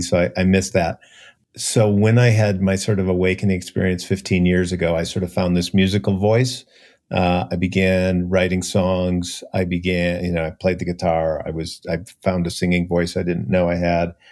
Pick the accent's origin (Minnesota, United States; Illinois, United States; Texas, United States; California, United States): Minnesota, United States; Minneapolis; I grew up in Minneapolis, so no whales or dolphins anywhere close